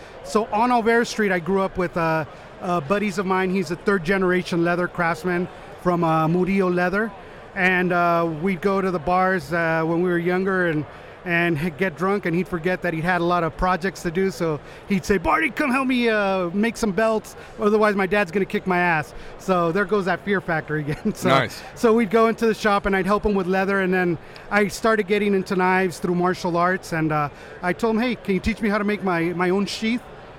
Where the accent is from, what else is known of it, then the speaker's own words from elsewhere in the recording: Los Angeles, California, United States; I'm from Los Angeles, California, born and raised